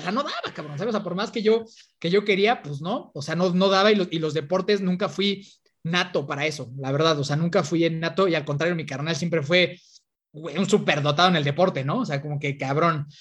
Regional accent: Toluca, State of Mexico, Mexico; yo soy de, de Toluca

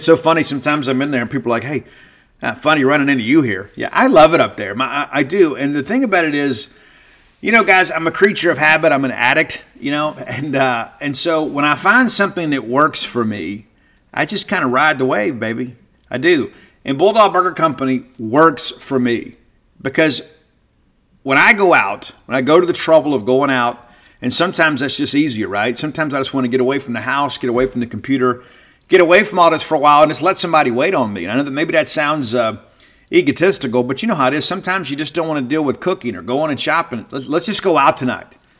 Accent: South Mississippi, United States; I grew up in South Mississippi.

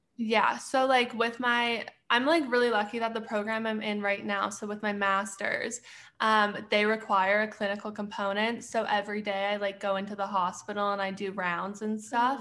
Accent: Edmonton, Alberta, Canada; moved away as an adult; also born or lived in Arizona; now in Pittsburgh, United States; I'm originally from Edmonton, Alberta, but I currently live in Pittsburgh

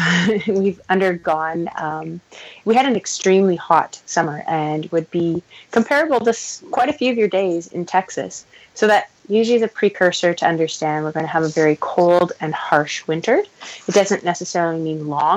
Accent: Canada; So I'm a Canadian girl, and I have been an athlete professionally and amateur for my country for a long time.

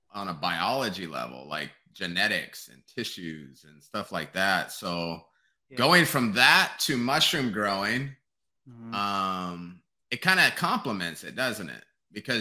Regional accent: Northern California, United States; moved away; I grew up in the country too. And like, I grew up in Northern Cali.

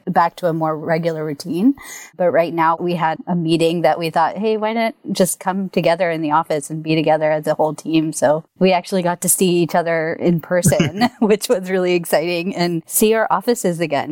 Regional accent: Bay Area, California, United States; moved away as an adult; also born or lived in Irvine, California; I'm from the Bay Area from the beginning, and my entire family is all up here.

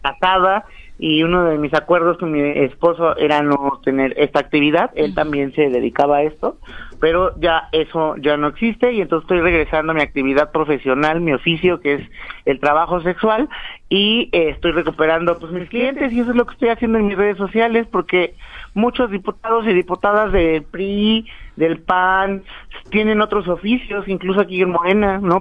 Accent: Mexico; la mayoría de los mexicanos somos de color bronce

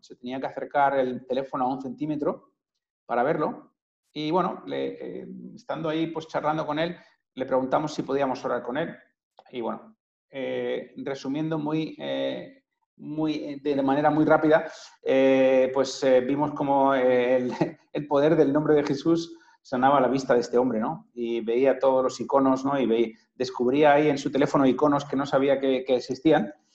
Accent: Madrid, Community of Madrid, Spain; moved away; he vivido muchos años fuera, pero soy de aquí, de Madrid

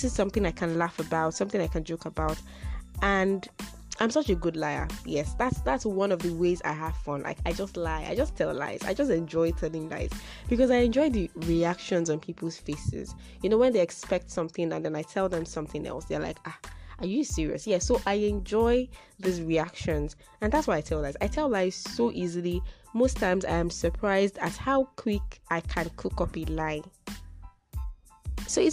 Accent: Nigeria; I'm a Yoruba girl

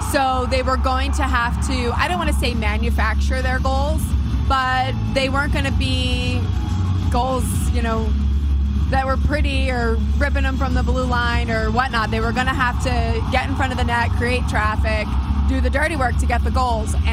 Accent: United States; You're okay with that, though? I'm American.

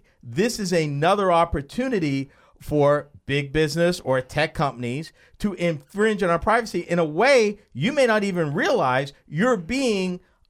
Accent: United States; as an American

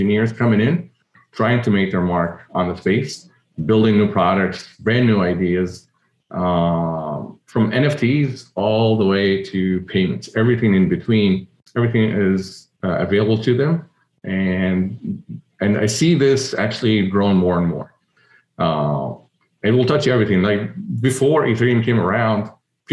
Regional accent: Egypt; moved away; So I'm an immigrant. I was born and raised in Egypt, and immigrating from there

